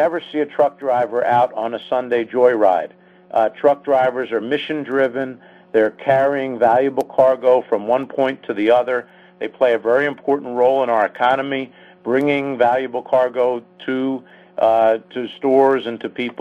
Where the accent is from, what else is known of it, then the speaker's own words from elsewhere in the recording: Philadelphia, Pennsylvania, United States; now in Washington, D.C., United States; growing up in Philadelphia and living in D.C.